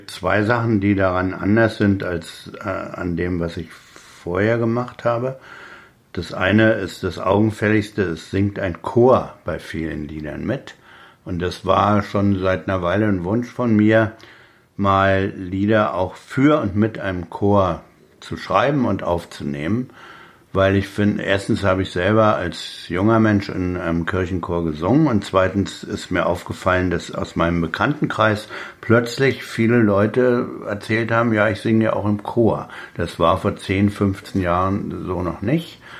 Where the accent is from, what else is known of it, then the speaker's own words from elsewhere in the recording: Berlin, Germany; In, in, Brandenburg ist man als Berliner immer noch die Bulette, die eigentlich bloß wegbleiben soll.